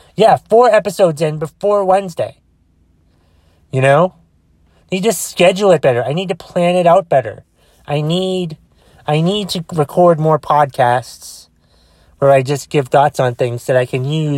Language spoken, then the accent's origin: English; Boston, Massachusetts, United States; accent: Bostonian; Did not mean to sound like a Bostonian, even though I am from Boston